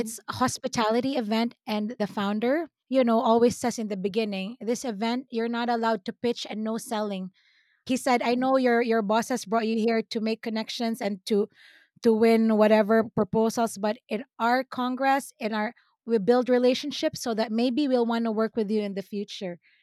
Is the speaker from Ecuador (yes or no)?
no; Philippines; accent: Filipino; now in United States; sometimes my Filipino accent comes out